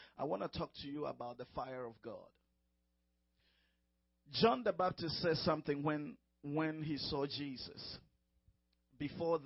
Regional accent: Ghana; moved away as an adult; now in United States; I'm from Ghana, from West Africa.

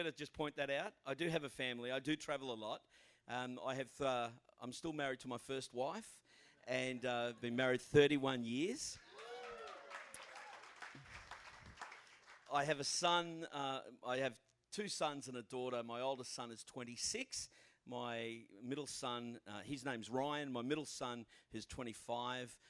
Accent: Australia; I'm from Australia

